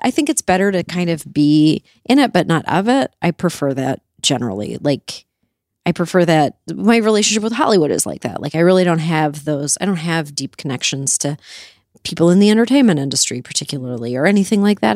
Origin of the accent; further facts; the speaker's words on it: Canada; I grew up in Canada